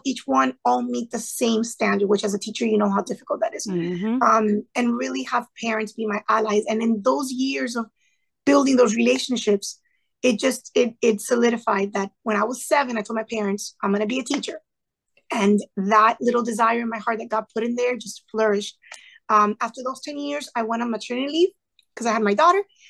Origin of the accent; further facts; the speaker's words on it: Sweetwater, Florida, United States; first language Spanish; English is a second language; I was born and raised in Sweetwater, to be specific, went to college at FIU. Like I stayed within a 5 mile radius of my neighborhood